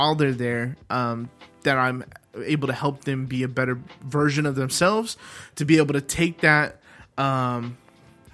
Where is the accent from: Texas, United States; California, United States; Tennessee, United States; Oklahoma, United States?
Texas, United States; Dallas; grew up in Dallas, Texas